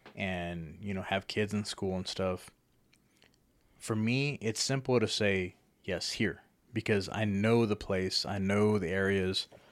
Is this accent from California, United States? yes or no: no; Lubbock, Texas, United States; moved away as an adult; now in Amarillo, United States; I've always pictured Lubbock as my hometown